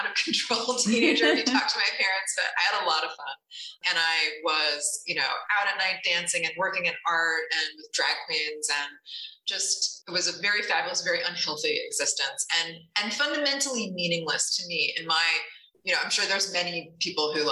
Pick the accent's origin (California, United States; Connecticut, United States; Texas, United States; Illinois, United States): Connecticut, United States; I grew up in Connecticut in a rural area on a hobby farm